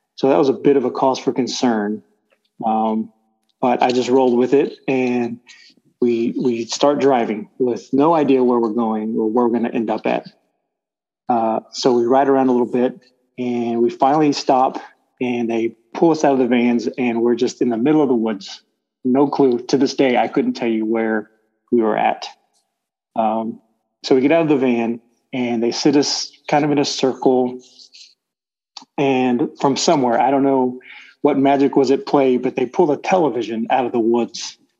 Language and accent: English; Bay City, Texas, United States; also born or lived in Palacios, Texas; Moved to Bay City. Uh, went through all my school school age years there